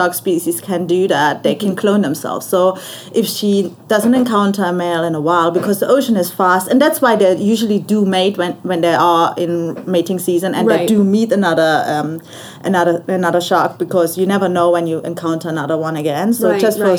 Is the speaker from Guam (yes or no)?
no; Germany; moved away as an adult; also born or lived in Australia; now in Cayman Islands; I'm from Germany and I grew up in Germany.